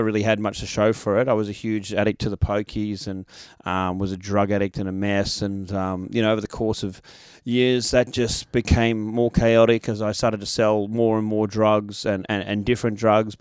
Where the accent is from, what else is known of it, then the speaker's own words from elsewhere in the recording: Sydney, New South Wales, Australia; also born or lived in Bathurst; I grew up in Hornsby, which is in the kind of north shore of Sydney